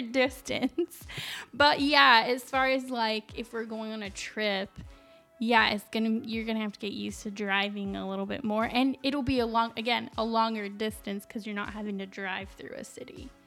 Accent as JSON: {"language": "English", "town": "Las Cruces", "region": "New Mexico", "country": "United States", "tie": "born or raised there", "moved": "yes", "lives_now": "Chicago, United States", "said": "my hometown of Las Cruces, New Mexico"}